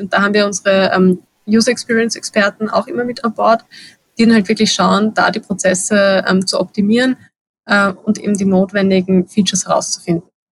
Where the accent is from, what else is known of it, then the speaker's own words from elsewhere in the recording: Vienna, Austria; Gerade als Wienerin